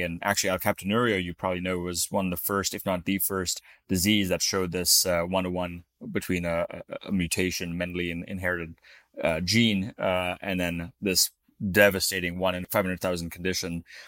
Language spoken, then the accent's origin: English; Florida, United States; moved away; also born or lived in Utah; I grew up in Florida